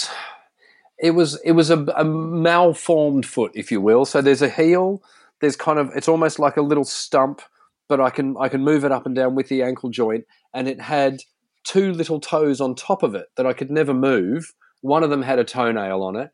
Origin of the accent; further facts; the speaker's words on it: Sydney, New South Wales, Australia; I grew up in the Sutherland Shire, you know, not far from Cronulla